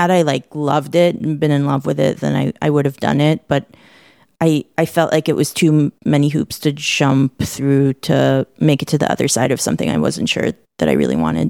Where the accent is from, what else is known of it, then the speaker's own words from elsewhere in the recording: Israel; now in United States; because I'm originally from Israel, which we can talk about later